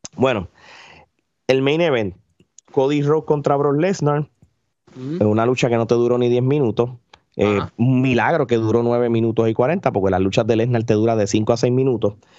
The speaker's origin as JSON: {"language": "Spanish", "country": "Puerto Rico", "said": "uno como puertorriqueño"}